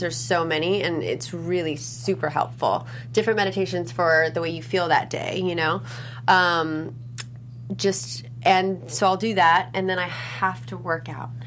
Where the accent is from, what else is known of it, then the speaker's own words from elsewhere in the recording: Los Angeles, California, United States; growing up in Los Angeles, um, it's a very health conscious place